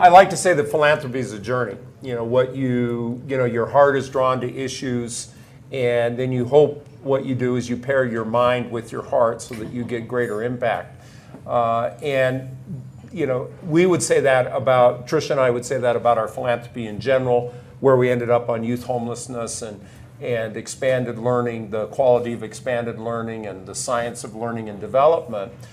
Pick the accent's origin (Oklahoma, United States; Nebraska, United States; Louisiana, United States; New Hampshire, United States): Nebraska, United States; moved away as an adult; I grew up on a, a farm near a small community in Nebraska